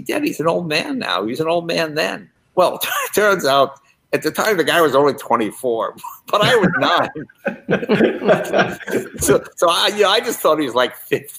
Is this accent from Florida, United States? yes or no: no; Andover, Massachusetts, United States; I grew up in Andover, Massachusetts, which is about 20 miles south of the New Hampshire border.